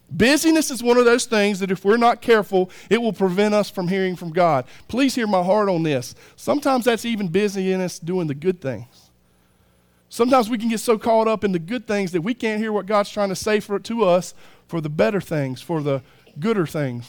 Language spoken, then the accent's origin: English; United States; I'm American